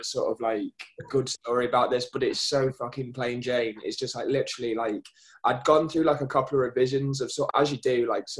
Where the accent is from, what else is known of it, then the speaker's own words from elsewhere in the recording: South of England, United Kingdom; also born or lived in Manchester; I was born just outside Manchester, but we grew up down south. Mm-hmm. And it was middle of like nowhere, absolutely nothing.